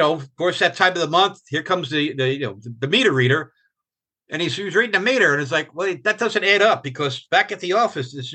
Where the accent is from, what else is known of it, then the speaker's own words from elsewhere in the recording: New York, United States; moved away as an adult; I'm from New York